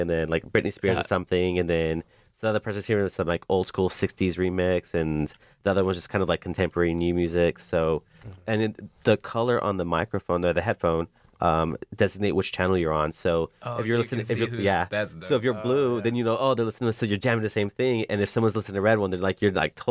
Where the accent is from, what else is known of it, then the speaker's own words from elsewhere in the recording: El Paso, Texas, United States; moved away; in El Paso in March. Dude. Back in my hometown